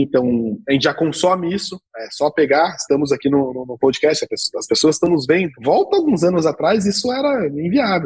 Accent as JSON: {"language": "Portuguese", "country": "Brazil", "said": "Nós como brasileiros"}